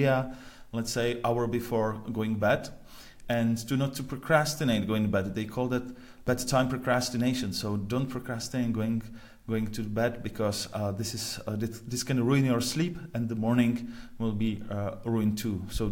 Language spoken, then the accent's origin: English; Prague, Czechia; I'm originally from Prague